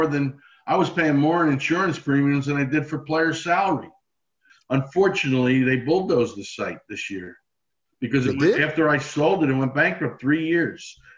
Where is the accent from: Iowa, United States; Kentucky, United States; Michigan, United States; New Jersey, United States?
New Jersey, United States; Newark; Newark, my hometown